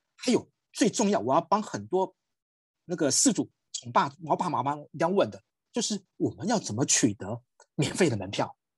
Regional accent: Taiwan; 我们身为一个台湾人，特别在台北哦

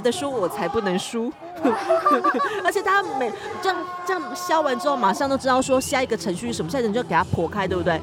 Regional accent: Luzhou, New Taipei, Taiwan; moved away as an adult; 因为我从小就是长大跟念书跟那个， 呃，就业都是在那个新北市那边。然后我就是新北市哪一个地方？泸州

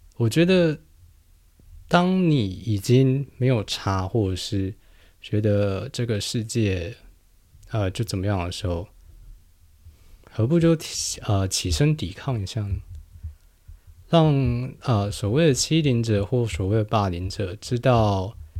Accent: New Taipei, Taiwan; first language Chinese; 我是在新北长大

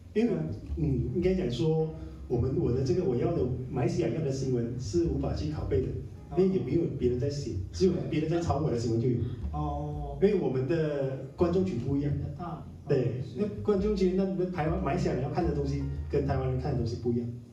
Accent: Malaysia; accent: Malaysian; moved away as an adult; now in Taiwan; 我听我口音就知道我是来自马来西亚

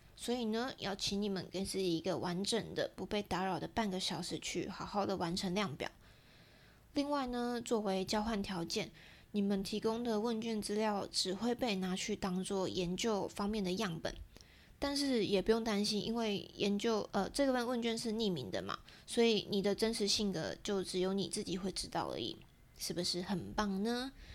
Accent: Taiwan; 对我们台湾人来说更贴近我们一点

